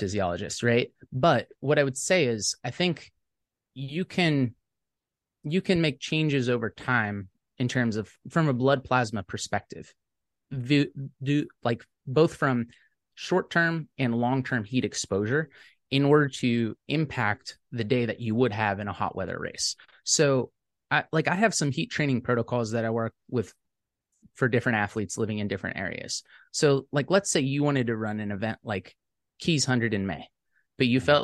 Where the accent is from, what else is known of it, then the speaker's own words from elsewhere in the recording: Savannah, Georgia, United States; I'm from Savannah, Georgia